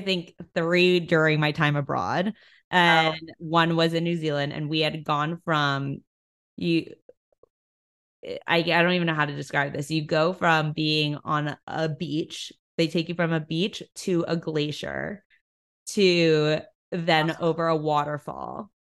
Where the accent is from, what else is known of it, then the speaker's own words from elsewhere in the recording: New York City, New York, United States; being an East Coaster, I grew up in New York City.